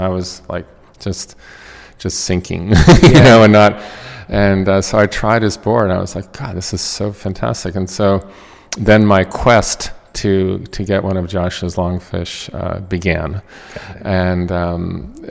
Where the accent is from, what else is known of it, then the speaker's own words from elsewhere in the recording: Marblehead, Massachusetts, United States; now in New York City, United States; the water in Marblehead, Massachusetts, which is a coastal town that's known worldwide for sailing, and so I grew up as a competitive yacht racer